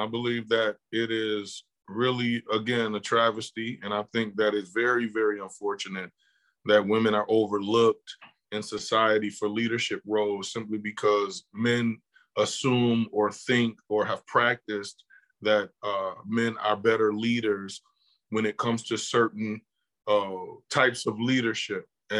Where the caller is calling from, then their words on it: Buffalo, New York, United States; I am calling from Buffalo, New York.